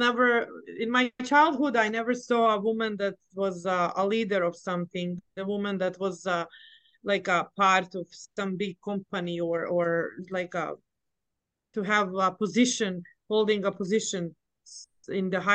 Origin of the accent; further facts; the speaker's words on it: Bosnia & Herzegovina; now in United States; I am from Bosnia and Herzegovina. Came here a long time ago, actually back in 1995